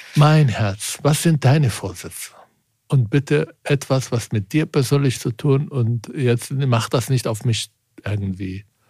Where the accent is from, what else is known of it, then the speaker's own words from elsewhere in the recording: Germany; als Deutscher